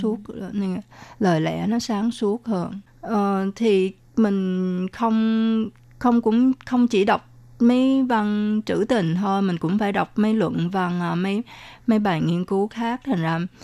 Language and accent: Vietnamese; Vietnam; first language Vietnamese; now in Taiwan; mình ở Việt Nam mình nói bằng tiếng Việt, rồi mình học ở trường Việt, trường, rồi à, cũng học ở trường phổ thông cơ sở